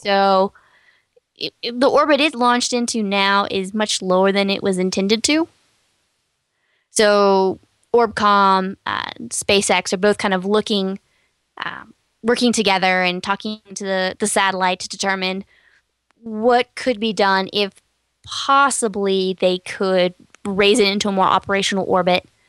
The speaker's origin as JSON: {"language": "English", "region": "Texas", "country": "United States", "said": "I'm from Texas"}